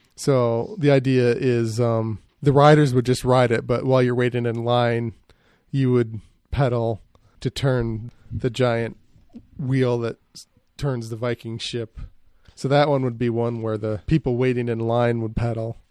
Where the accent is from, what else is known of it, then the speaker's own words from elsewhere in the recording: Grand Rapids, Michigan, United States; I grew up near Grand Rapids, which is west side of Michigan.